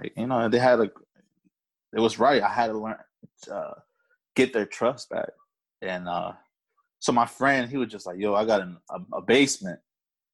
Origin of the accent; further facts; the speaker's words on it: Alexandria, Virginia, United States; accent: A-City talk; now in Woodbridge, United States; I was talking that A-City talk over there